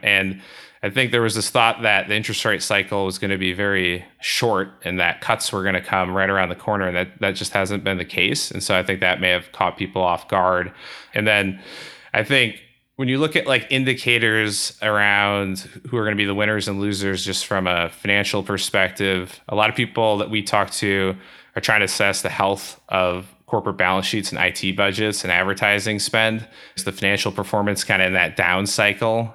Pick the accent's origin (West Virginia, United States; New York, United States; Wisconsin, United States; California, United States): Wisconsin, United States; Milwaukee; so both my wife and I grew up in Milwaukee